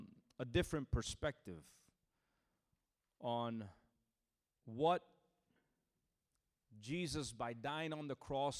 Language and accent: English; New Jersey, United States; moved away as an adult; now in Orlando, United States; I'm originally from New Jersey, born and raised in New Jersey, from a Puerto Rican family